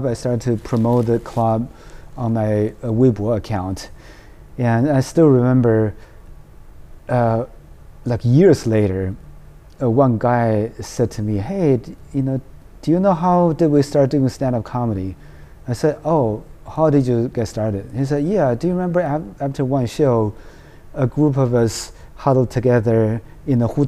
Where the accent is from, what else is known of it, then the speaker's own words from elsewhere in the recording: New York, United States; I can understand your accent because I'm from New York